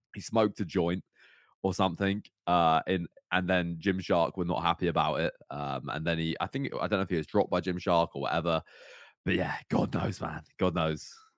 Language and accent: English; Cornwall, South West England, United Kingdom; I grew up in Cornwall as well